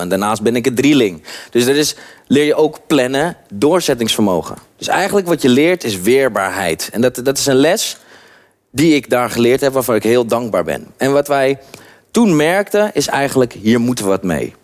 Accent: Haarlem, North Holland, Netherlands; Ik kom uit Haarlem, Schalkwijk. Schalkwijk is een achterstandswijk

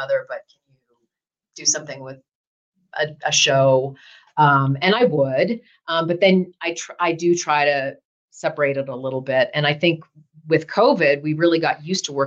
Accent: Ottawa, Ontario, Canada; moved away; also born or lived in Toronto; Born in Toronto and I grew up in Ottawa.

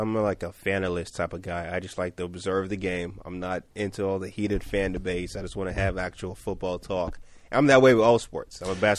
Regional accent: Nigeria; moved away as an adult; also born or lived in Atlanta, Georgia, United States; now in New York, United States; I was born in Atlanta. I grew up in Nigeria for a decent amount of time. I moved back to Atlanta to go to college and ended up here eventually.

